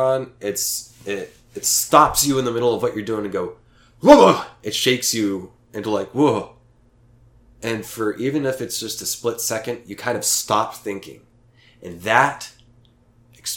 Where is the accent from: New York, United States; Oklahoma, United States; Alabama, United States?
Oklahoma, United States; moved away; Staying with my parents in my hometown, small hometown in Oklahoma, with two whole stoplights on the main street